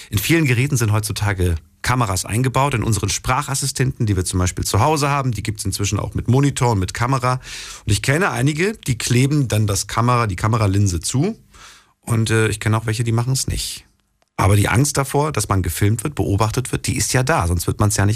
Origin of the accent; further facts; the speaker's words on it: Darmstadt, Hesse, Germany; aus Darmstadt.